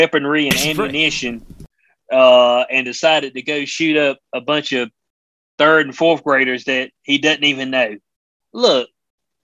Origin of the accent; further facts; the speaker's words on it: North Carolina, United States; in North Carolina, my home state